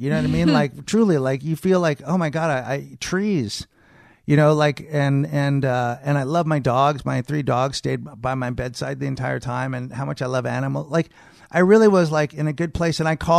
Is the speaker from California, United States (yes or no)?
yes; Marin, California, United States; I mean, we grew up in Marin, so, I mean, you know, not really.